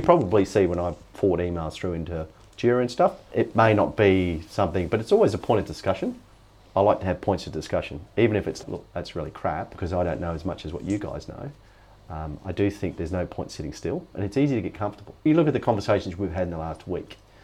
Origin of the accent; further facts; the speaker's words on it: Alice Springs, Northern Territory, Australia; When I was 12, growing up in Alice Springs, we didn't have television.